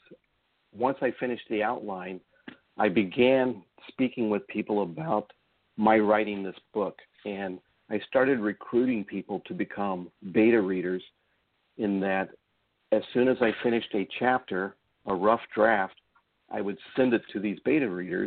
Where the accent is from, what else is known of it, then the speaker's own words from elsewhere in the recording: Indianapolis, Indiana, United States; I was an Army brat, so we kind of moved around a lot of different places. But primarily, we settled into Indianapolis after my father was discharged. So most of my growing up, my teenage years into my early 20s, was living in Indianapolis, Indiana